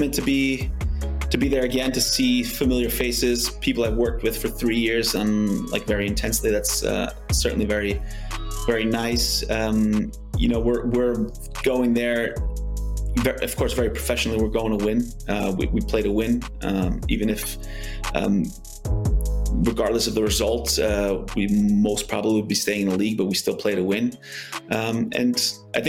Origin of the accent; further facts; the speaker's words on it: United States; moved away as an adult; I grew up in the States playing soccer